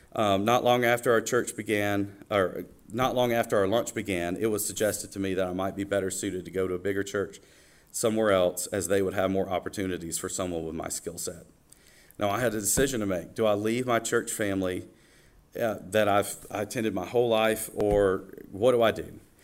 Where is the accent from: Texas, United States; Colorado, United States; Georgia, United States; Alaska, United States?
Georgia, United States; Watkinsville; also born or lived in Athens, Georgia; I was born in Athens, Georgia, and I grew up about 10 minutes down the road uh, in Watkinsville, Georgia, in Oconee County